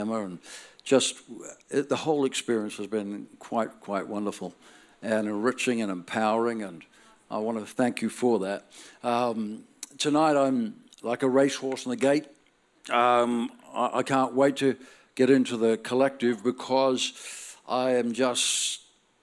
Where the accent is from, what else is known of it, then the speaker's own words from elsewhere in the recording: Northern Ireland, United Kingdom; now in Australia; I'm born in Northern Ireland. That makes me Irish.